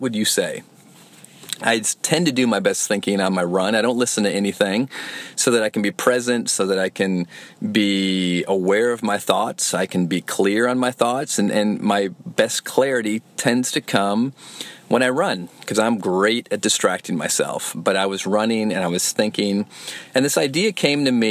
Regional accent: Flint, Michigan, United States; moved away; my hometown of Flint, Michigan

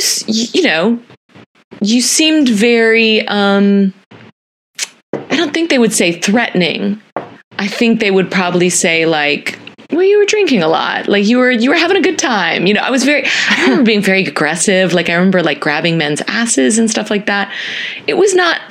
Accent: Dallas, Texas, United States; also born or lived in Philadelphia area; growing up in Dallas, Texas in the 80s and 90s

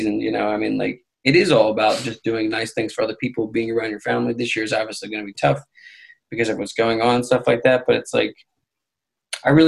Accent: Philadelphia, Pennsylvania, United States; we grew up here in Philadelphia, you know, PA, where we get all these seasons

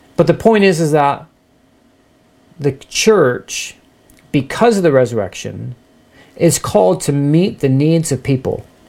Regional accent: United States; I love being an American.

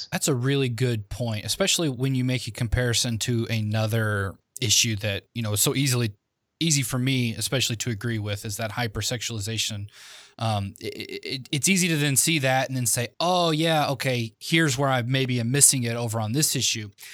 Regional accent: the South, United States; I was from the South

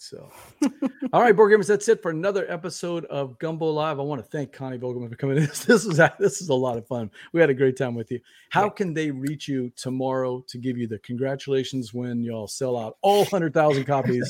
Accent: Louisiana, United States; because we're from Louisiana, we can't spell.

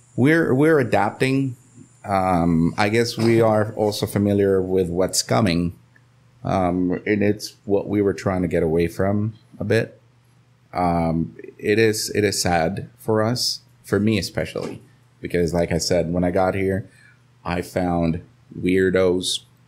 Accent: Nebraska, United States; now in Costa Rica; I grew up, I grew up in Nebraska

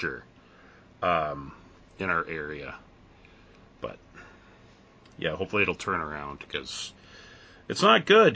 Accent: Canada; I'm from Canada

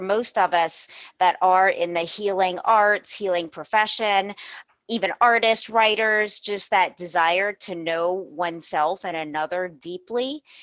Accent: New Orleans, Louisiana, United States; also born or lived in Los Angeles; I was born and raised in New Orleans, where I am today

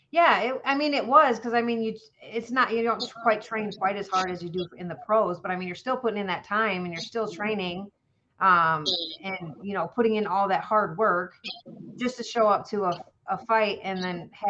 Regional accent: Somonauk, Illinois, United States; also born or lived in Fairview, Illinois; Okay, so I was born and raised in Fairview, Illinois. I mean, that's where I was born. I wasn't raised there, I should say.

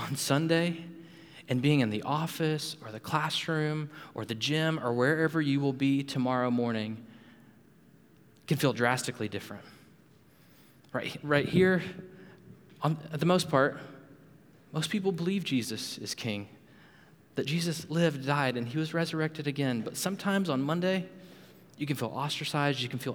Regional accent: Panama City, Florida, United States; moved away as an adult; also born or lived in Louisville, Kentucky; Abby and I, we grew up in Panama City, Florida.

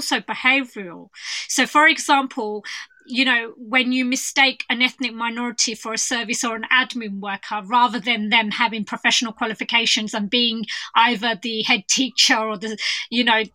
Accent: London, United Kingdom; I'm from East London

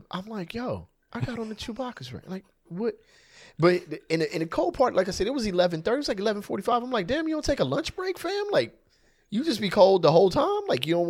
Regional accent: California, United States; I'm from California, man.

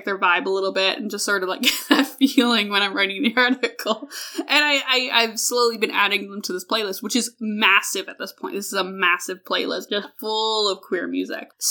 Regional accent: Alberta, Canada; I'm from Canada. I am not only from Canada, I'm from Alberta, which is Canada, Texas

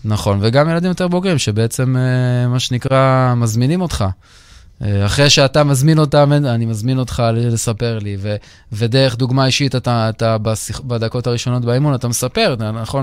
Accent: Israel; גדלתי בטניס בישראל

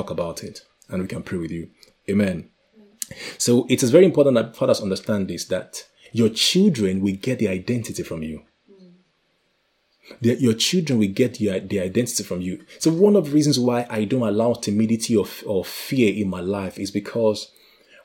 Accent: Nigeria; I come from Nigeria

